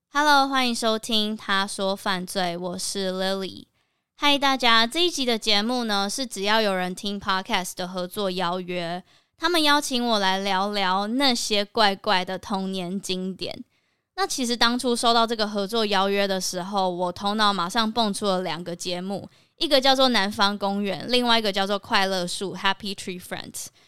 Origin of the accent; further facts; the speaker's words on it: Kaohsiung, Taiwan; 我的出生跟成长都是在高雄